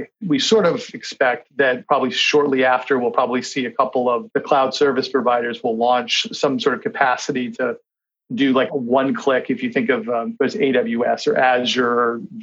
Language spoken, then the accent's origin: English; Kennebunkport, Maine, United States; moved away; in Maine, again, which is where I'm from, I grew up in Kennebunkport, Maine